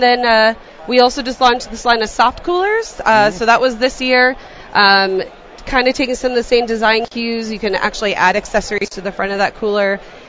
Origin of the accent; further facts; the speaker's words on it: Colorado, United States; We're from Colorado, so it has to be Coors Light.